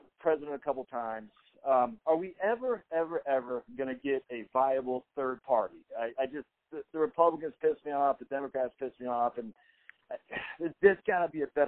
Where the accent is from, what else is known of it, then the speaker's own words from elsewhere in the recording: Peaks Island, Maine, United States; now in Atlanta, United States; I'm from Maine originally. I saw Peaks Island, Maine, where I was born and raised